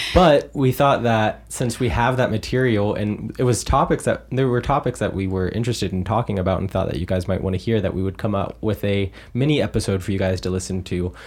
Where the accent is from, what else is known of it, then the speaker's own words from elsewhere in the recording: United States; also born or lived in Germany; I'm an American living in the US.